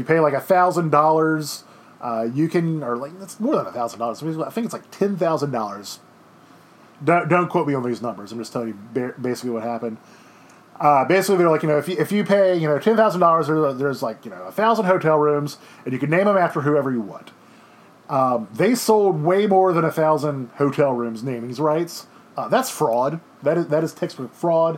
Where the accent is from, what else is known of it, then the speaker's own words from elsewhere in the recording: Baton Rouge, Louisiana, United States; I grew up in Baton Rouge.